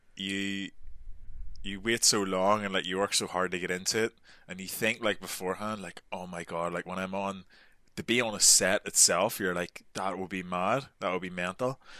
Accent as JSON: {"language": "English", "region": "Northern Ireland", "country": "United Kingdom", "moved": "as an adult"}